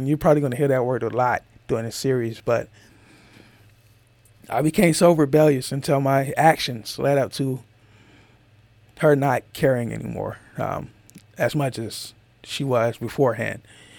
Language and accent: English; Georgia, United States; From where I come from, I'm from Georgia, so that's a whole different place where most people who are probably listening to this is from. A whole nother part of the United States.